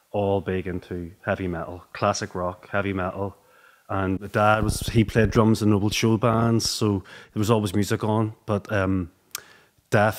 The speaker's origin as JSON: {"language": "English", "town": "Banbridge", "region": "Northern Ireland", "country": "United Kingdom", "said": "I'm actually from Banbridge"}